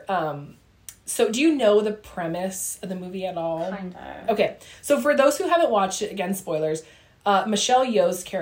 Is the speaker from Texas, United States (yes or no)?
no; Ramona, California, United States; We grew up in Ramona in San Diego.